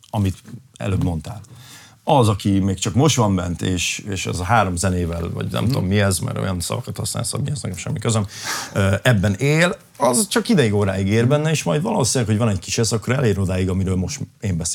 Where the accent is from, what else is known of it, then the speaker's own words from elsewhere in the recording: Kapuvár, Győr-Moson-Sopron, Hungary; most ott zártam a nyári turnémat, a szülővárosomban ott léptem fel.